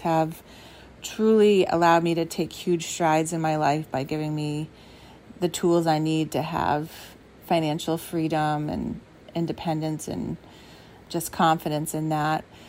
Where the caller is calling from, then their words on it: Wakefield, Rhode Island, United States; I'm calling from Wakefield, Rhode Island